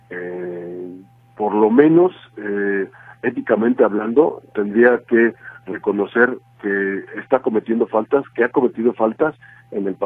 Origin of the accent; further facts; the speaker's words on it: Mexico; lo que todos desearíamos, quiero pensar como ciudadanos, como mexicanos